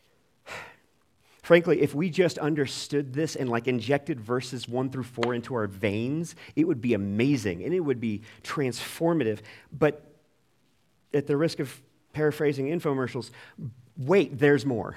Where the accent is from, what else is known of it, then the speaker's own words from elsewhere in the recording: United States; as American twenty-first century Christians